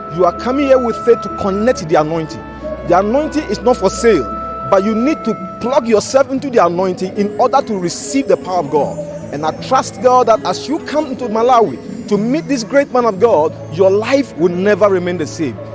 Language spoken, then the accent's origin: English; Accra, Greater Accra, Ghana; I'm coming from Accra, Ghana.